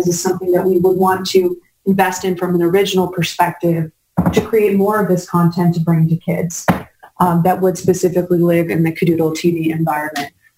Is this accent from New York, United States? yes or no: yes; New York, United States; being a New Yorker